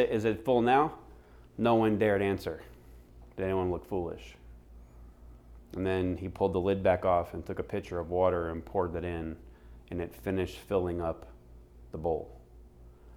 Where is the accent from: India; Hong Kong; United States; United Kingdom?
United States; Florida; now in Phoenix, United States; I grew up on the East Coast in Florida